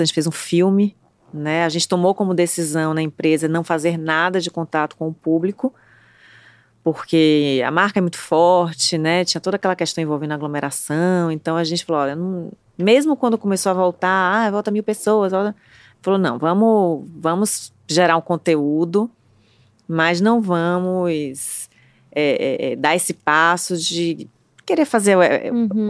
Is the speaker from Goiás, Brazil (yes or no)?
no; Bahia, Brazil; somos baianos, né, Trancoso, na Bahia